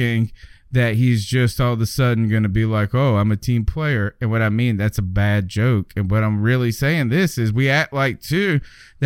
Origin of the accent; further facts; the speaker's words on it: Southern, United States; accent: Southern; my Southern accent